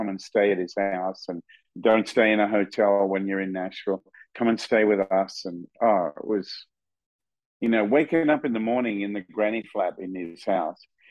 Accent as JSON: {"language": "English", "country": "Australia", "tie": "born or raised there", "moved": "as an adult", "said": "I grew up in Australia"}